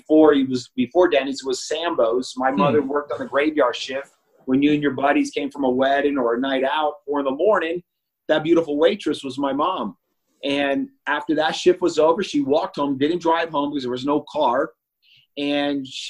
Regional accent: New York City, New York, United States; I was born in the Bronx in New York.

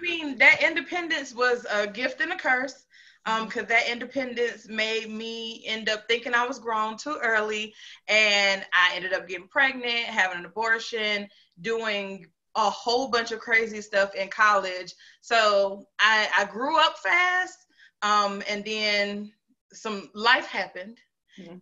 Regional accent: North Carolina, United States; moved away as an adult; also born or lived in Greensboro / Charlotte / Concord / Fayetteville; now in Huntsville, United States; I am from North Carolina. Um, I like to tell people I'm from like the whole triad or Piedmont area. Um, so Greensboro, Charlotte, Concord, Fayetteville, all of that um, at once.

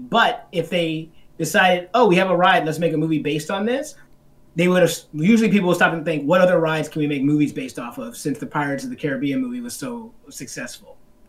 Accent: the South, United States; I grew up in the South

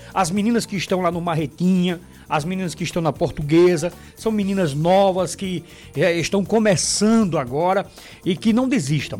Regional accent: Paraíba, Brazil; minha terra, o esporte da Paraíba

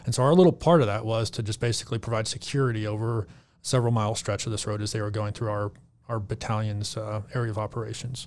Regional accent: Arkansas, United States; moved away as an adult; also born or lived in Texas; now in Reno, United States; born and raised in Arkansas

